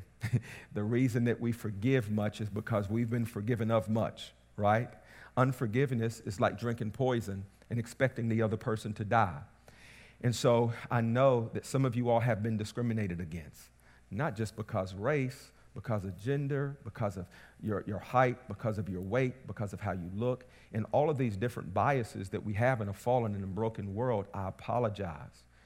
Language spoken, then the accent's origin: English; Southern West Virginia, United States; I come from Southern West Virginia. That's where I grew up